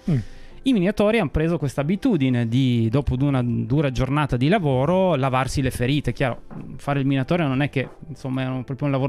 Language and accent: Italian; Piedmont, Italy